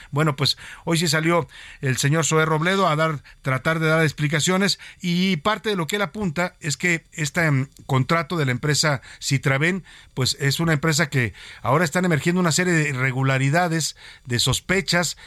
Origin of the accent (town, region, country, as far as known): Mexico